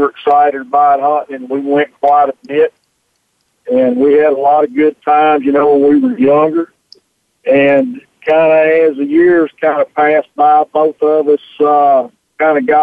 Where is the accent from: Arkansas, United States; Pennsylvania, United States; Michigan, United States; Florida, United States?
Arkansas, United States; Pine Bluff; I grew up in Pine Bluff, Arkansas